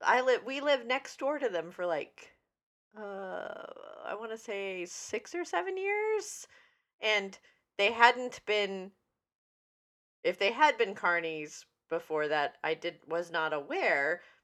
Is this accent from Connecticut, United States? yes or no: no; Vermont, United States; where I grew up in Vermont, there was a cow college